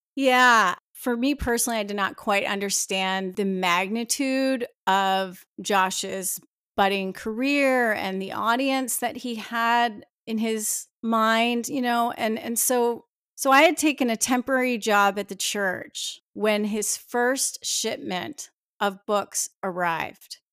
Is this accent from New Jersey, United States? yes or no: yes; New Jersey, United States; I was born in New Jersey.